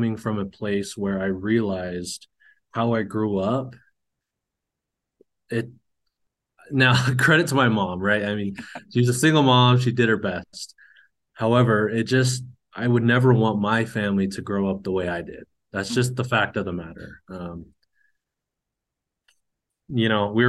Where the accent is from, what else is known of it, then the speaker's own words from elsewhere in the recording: Cache Valley, northern Utah, United States; also born or lived in Hawaii; I was born in Hawaii, grew up in northern Utah in Cache Valley